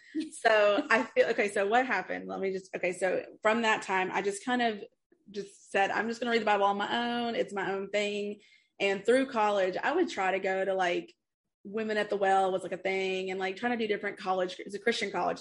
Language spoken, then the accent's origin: English; East Tennessee, United States; I grew up in East Tennessee in the Appalachian Mountain area